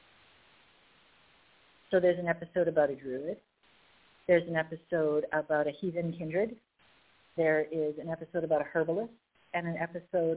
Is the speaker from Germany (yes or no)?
no; Winnipeg, Manitoba, Canada; I'm from Canada, Peg Canada, Winnipeg, a Winnipegan